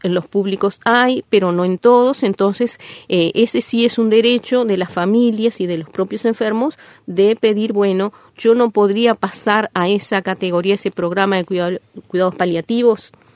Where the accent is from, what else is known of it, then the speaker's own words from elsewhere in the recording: Uruguay; Nosotros somos como ciudadanía uruguaya